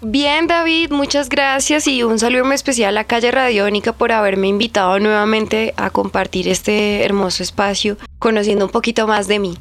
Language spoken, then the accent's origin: Spanish; Bogotá, Colombia; Yo me crié en Ciudad Bolívar, soy Z19 Represent.